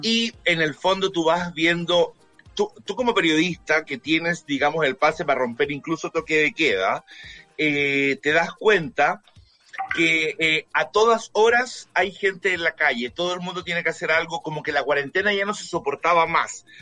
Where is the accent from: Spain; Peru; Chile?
Chile; periodista chileno